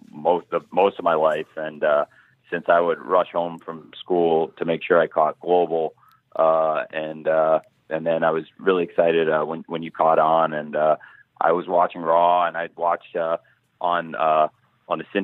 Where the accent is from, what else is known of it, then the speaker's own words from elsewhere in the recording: Champaign, Illinois, United States; Uh, Champaign, Illinois.